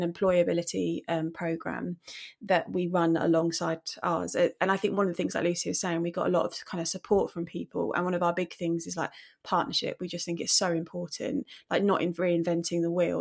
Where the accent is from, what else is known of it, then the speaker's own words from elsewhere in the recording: Romford, London, United Kingdom; now in Eastbourne, United Kingdom; I'm originally from Romford in Essex or London, depending who you talk